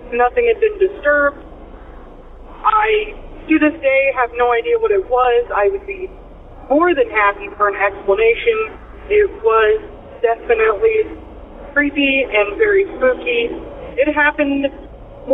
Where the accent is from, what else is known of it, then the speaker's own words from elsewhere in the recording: Illinois, United States; I am from Illinois